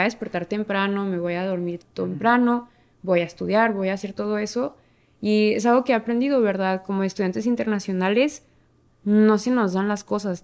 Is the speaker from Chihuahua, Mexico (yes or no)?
yes; Ciudad Juárez, Chihuahua, Mexico; soy de México, vivo en la ciudad Juárez, Chihuahua, México y cruzo la frontera todos los días al Paso, Texas.